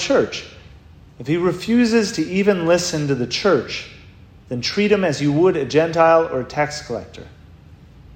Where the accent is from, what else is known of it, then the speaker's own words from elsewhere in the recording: Rhinelander, Wisconsin, United States; I grew up in Rhinelander, Wisconsin